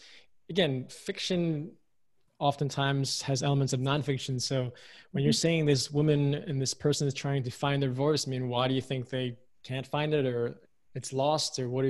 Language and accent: English; United States; though I was raised in America, I'm American, proud to be American, but I also grew up with parents who were from Hong Kong